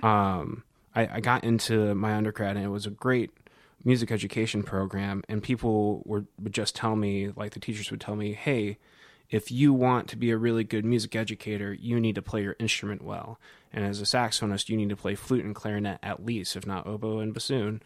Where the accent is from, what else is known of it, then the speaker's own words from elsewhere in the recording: Cedar Rapids, Iowa, United States; moved away as an adult; also born or lived in Northern Colorado; now in Nashville, United States; I'm originally from Cedar Rapids, Iowa, born and raised.